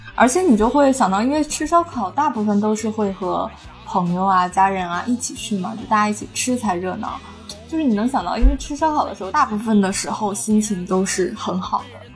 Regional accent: Jinzhou, Liaoning, China; 但是为什么我的家乡， 对，为什么 至少在就至少在辽宁或者是东北，不知道为什么锦州

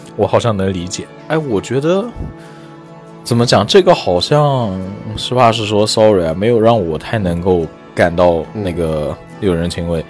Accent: Yibin, Sichuan, China; moved away as an adult; also born or lived in Nanjing; 我的老家就是跟燃面很近，就是宜宾那边的

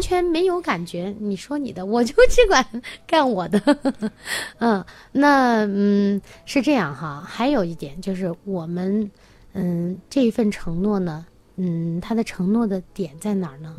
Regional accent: China; 就是我们中国人会有一个，呃，很有意思的，嗯，那个老话哈

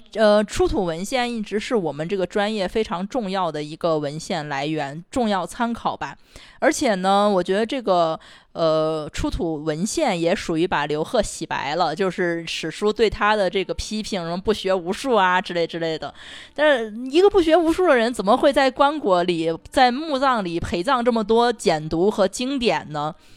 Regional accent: Xi'an, Shaanxi, China; 我们作为这个在西安土生土长的人

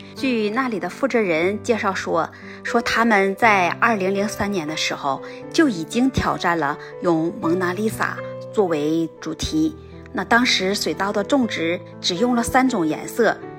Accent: China; also born or lived in Nagano Prefecture, Japan; now in Nagano, Japan; 我们国家

